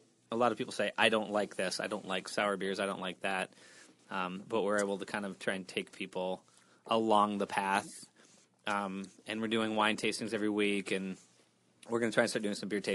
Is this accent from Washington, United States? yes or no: yes; Washington, United States; moved away as an adult; also born or lived in Australia; now in Detroit, United States; I'm from Washington State originally. So I moved out here about almost 2 years ago.